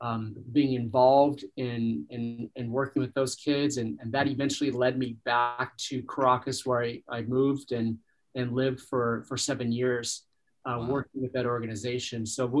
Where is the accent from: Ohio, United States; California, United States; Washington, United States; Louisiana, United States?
California, United States; Orange County; as a young person growing up in Orange County, California, in a church